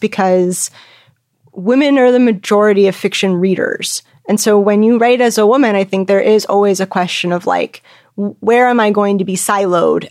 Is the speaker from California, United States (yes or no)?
yes; California, United States; I grew up in California